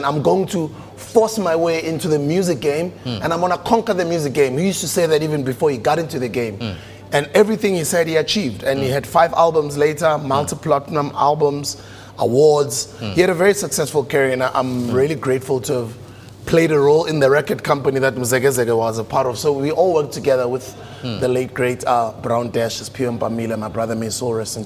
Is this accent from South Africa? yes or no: yes; Tembisa, Gauteng, South Africa; I grew up in a township called Tembisa, dusty streets.